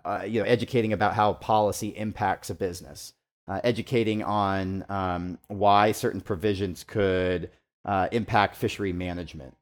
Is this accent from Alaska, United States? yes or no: yes; Homer, Alaska, United States; now in Seattle, United States; Originally from from Homer, grew up